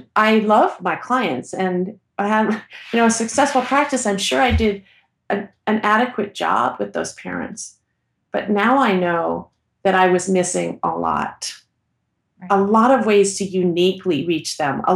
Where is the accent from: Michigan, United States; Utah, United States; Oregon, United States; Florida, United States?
Oregon, United States; Portland; I'm from Portland, Oregon